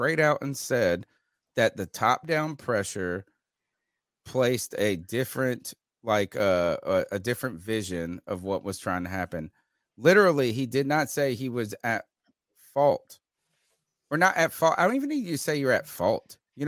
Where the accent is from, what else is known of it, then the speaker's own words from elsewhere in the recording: Winterville, North Carolina, United States; I was born in Winterville. I think I am a Southerner